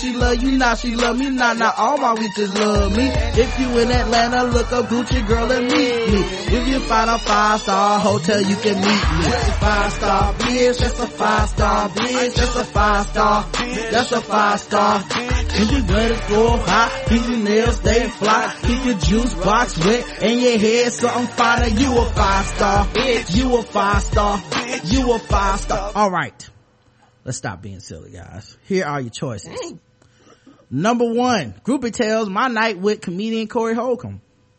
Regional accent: Toronto, Ontario, Canada; Anyway, I'm from Toronto, and in the summer of 08, me and my girls are chilling at a club called Government.

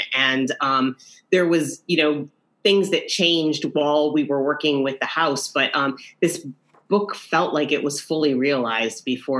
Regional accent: New York, United States; To me, that is what the spirit of being a New Yorker is all about, is these shared experiences with people that you don't even know.

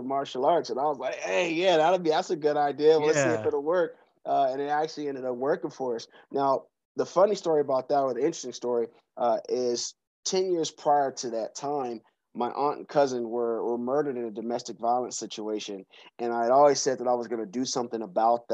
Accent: Seattle, Washington, United States; now in Atlanta, United States; I'm from Seattle, Washington. I grew up in the CD right off of Yesler Street, which grew up in inner city Seattle, Washington, about in the 80s.

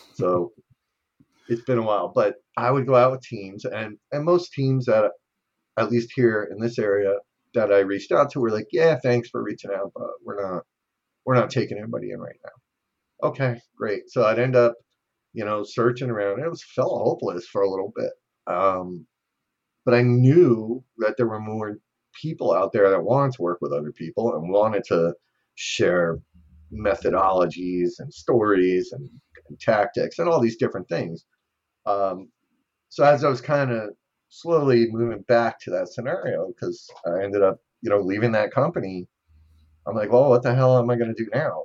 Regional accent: New Jersey, United States; I'm from New Jersey

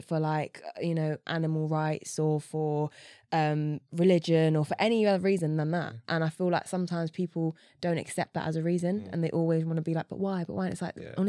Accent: London, United Kingdom; I grew up in East London.

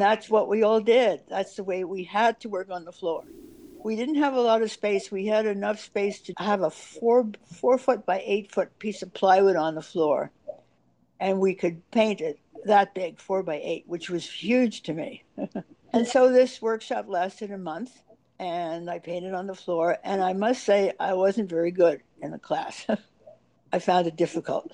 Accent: New York City, New York, United States; growing up in New York City at the time

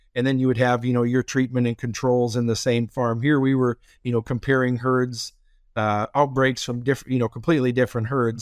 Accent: Minnesota, United States; moved away as an adult; now in Iowa, United States; born and raised in Minnesota

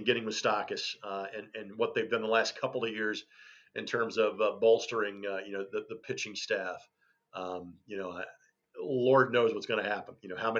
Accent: Louisville, Kentucky, United States; Guys that I grew up watching in Louisville were guys like Bob Dominey and Dave Conrad

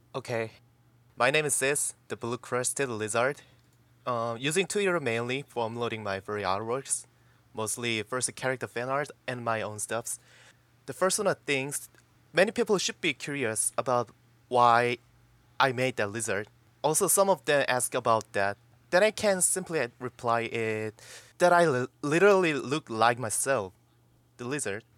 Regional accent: South Korea; I also grew up in that environment

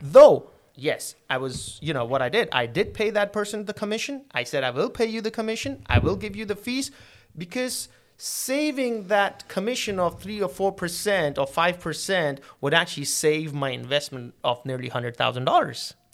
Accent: Karachi, Sindh, Pakistan; moved away as an adult; also born or lived in England; I'm originally from Pakistan, and my place of birth is Karachi

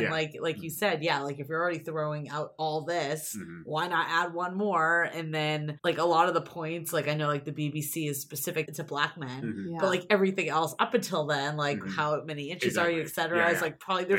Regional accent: East Coast, United States; now in San Francisco, United States; I'm from the East Coast originally

